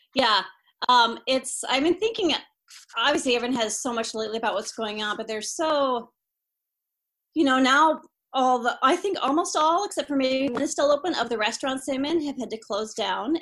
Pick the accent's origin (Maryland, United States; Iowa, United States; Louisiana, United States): Iowa, United States; I'm from Iowa, come from a long line of Iowa farmers